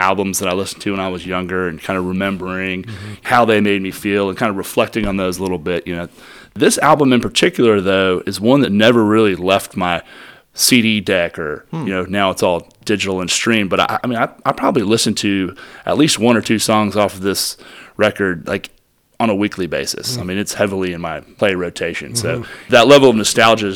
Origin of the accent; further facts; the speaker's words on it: Marietta, Georgia, United States; I grew up in the Atlanta area in Marietta, Georgia.